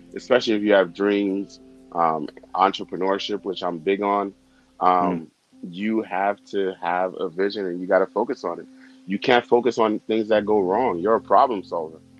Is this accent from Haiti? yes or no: yes; Haiti; English is a second language; now in New York, United States; I was born in Haiti and um, I have to give my parents props because when I, we came here, we didn't have anything